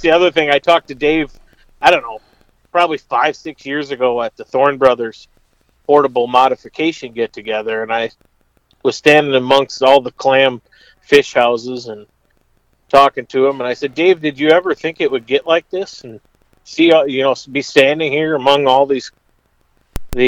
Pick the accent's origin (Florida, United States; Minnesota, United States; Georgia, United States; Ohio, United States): Minnesota, United States; south of Albert Lea; I grew up in Minnesota, south of Albert Lea, in between Albert Lea and the Iowa border.